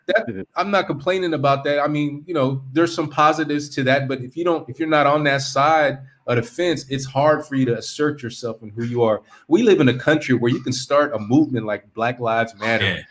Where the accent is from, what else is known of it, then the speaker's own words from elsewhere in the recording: California, United States; moved away as an adult; also born or lived in Korea; I'm from California.